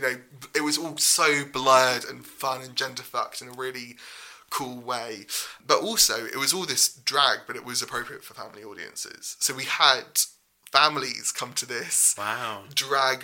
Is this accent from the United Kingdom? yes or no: yes; Cambridge, East of England, United Kingdom; I grew up in Cambridge, and I used to sneak in to the student theatre and watch the Footlights